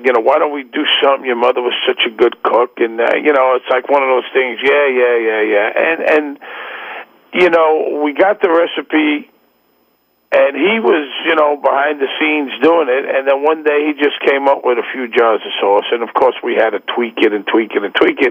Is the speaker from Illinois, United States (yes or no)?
no; New York City, New York, United States; also born or lived in Manhattan; I'm from Brooklyn